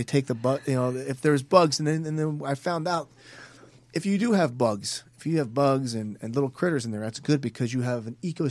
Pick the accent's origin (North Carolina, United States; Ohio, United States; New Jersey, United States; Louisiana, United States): New Jersey, United States; I grew up in Jersey